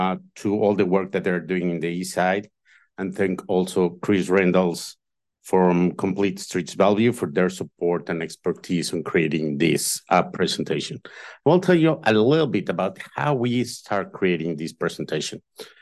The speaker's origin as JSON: {"language": "English", "country": "Mexico", "moved": "yes", "lives_now": "United States", "said": "Then a lot of us came. I came from Mexico."}